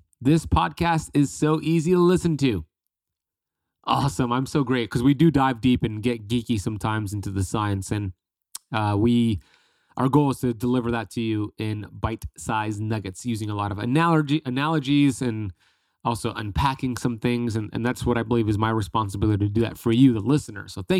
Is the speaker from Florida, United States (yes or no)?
yes; Miami, Florida, United States; It was like 13 degrees Fahrenheit, and I'm from Miami.